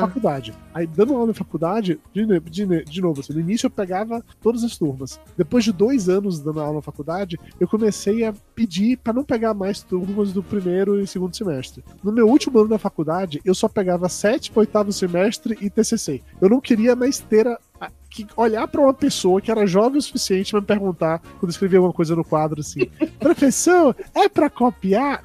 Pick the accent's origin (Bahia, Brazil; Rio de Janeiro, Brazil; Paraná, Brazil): Bahia, Brazil; Amargosa; moved away; eu sou baiano, saí de Amargosa, interior da Bahia, fiz publicidade